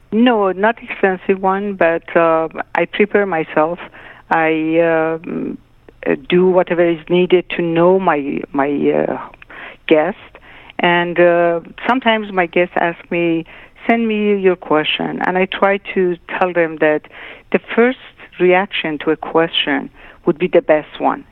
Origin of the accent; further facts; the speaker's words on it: Tehran, Tehran Province, Iran; moved away; also born or lived in Shiraz, Iran; I was born in Shiraz, but I was not raised in Shiraz. I uh, my parents moved to Tehran when I was a year and a half